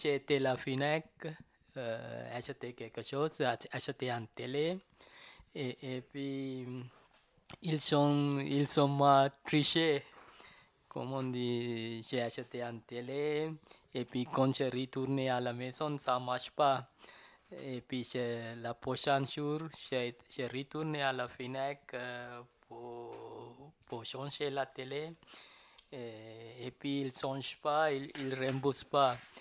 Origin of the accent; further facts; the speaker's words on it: Sri Lanka; French is a second language; now in Paris, France; je viens de Sri Lanka. Euh, je viens de Sri Lanka et puis j'arrive, j'arrive à Paris, France, 1992.